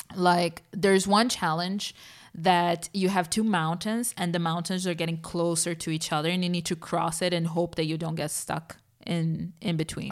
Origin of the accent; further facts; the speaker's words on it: Brazil; moved away; Growing up in Brazil